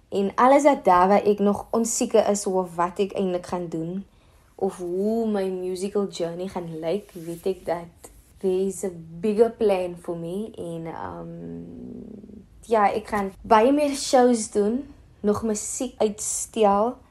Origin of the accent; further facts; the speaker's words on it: Cape Town, Western Cape, South Africa; Ek is van Mitchells Plain en ek is 'n singer-songwriter.